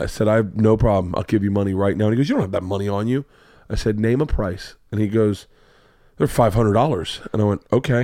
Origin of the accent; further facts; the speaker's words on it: Florida, United States; I grew up in Florida